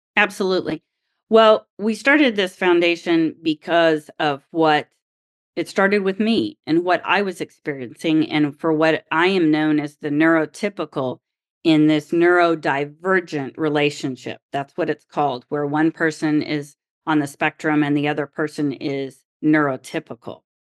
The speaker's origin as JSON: {"language": "English", "region": "Oklahoma", "country": "United States", "tie": "born or raised there", "said": "I grew up in Oklahoma"}